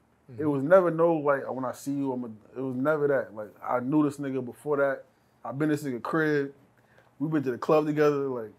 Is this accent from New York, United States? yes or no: yes; New York, United States; I'm from New York, bro.